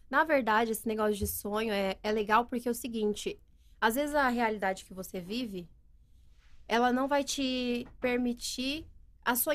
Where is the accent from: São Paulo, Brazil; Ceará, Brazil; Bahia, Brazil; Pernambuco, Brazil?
São Paulo, Brazil; Americana; moved away as an adult; also born or lived in Sumaré; now in Nova Odessa, Brazil; Eu sou de Americana. Nasci em Americana, uhum. cresci em Americana. E aí depois eu, quando eu comecei no Instagram há seis anos e eu mudei para Sumaré.